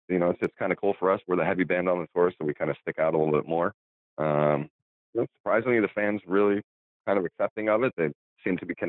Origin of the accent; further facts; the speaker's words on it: United States; we're from New York